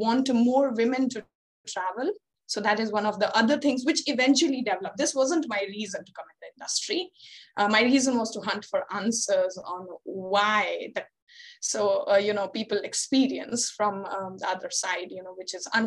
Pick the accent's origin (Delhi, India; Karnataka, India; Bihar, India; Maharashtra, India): Bihar, India; moved away as an adult; also born or lived in Pondicherry; I am from Bihar, and we are not so proud of hosting very low literacy rates in our state